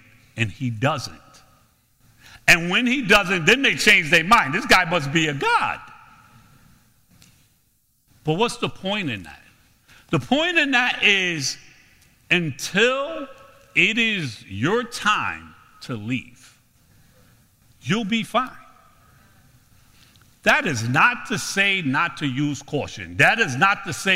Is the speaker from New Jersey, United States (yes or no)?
no; New York City, New York, United States; I'm from Brooklyn.